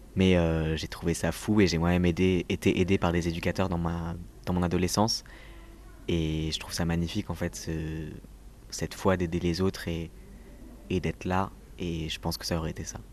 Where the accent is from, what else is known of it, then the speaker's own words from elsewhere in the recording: Toulouse, Occitania, France; also born or lived in Paris suburbs; now in Paris, France; je viens de Toulouse, je viens du sud